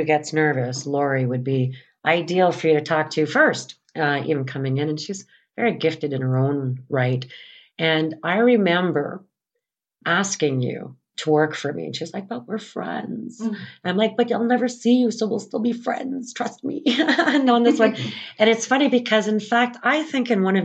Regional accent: St. Anne, Manitoba, Canada; I'm from St. Anne, Manitoba, and I'm from a farm field about 5 miles sort of northwest of St. Anne

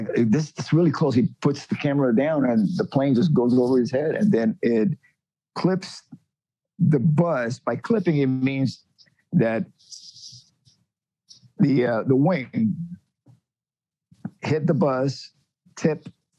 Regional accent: Miami, Florida, United States; moved away as an adult; also born or lived in Cuba; I was raised in Florida

